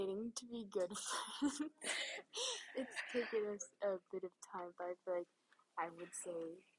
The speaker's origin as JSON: {"language": "English", "town": "Rolla", "country": "United States", "tie": "born or raised there", "said": "I was born in Rolla at the Phillips County Hospital."}